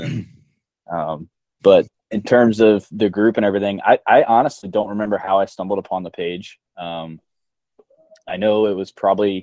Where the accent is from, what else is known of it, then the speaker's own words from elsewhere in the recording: Ohio, United States; born and raised in Ohio my whole life